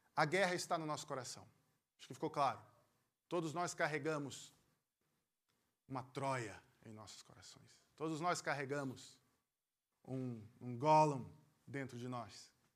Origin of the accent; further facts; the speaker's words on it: Pernambuco, Brazil; moved away; also born or lived in Rio Grande do Sul; eu sou pernambucano, morei muitos anos no Rio Grande do Sul